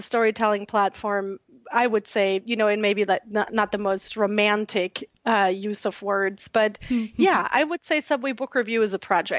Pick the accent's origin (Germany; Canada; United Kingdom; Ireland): Germany; Southern Germany; English is a second language; now in United States; I had trepidations about that because I'm from a very small town in southern Germany.